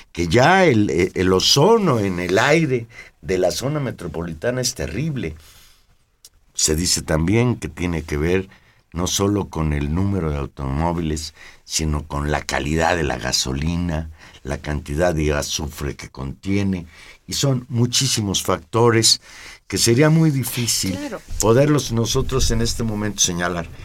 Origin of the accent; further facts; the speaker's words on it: Mexico City, Mexico; yo siempre me he sentido habitante de la Ciudad de México.